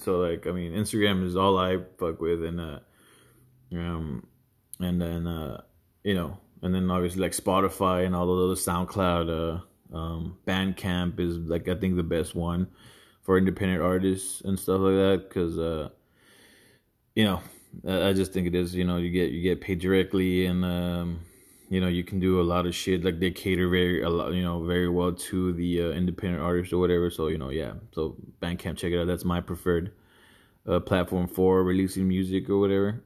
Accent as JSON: {"language": "English", "town": "Houston", "region": "Texas", "country": "United States", "tie": "born or raised there", "said": "growing up where I did, whatever, uh, Houston"}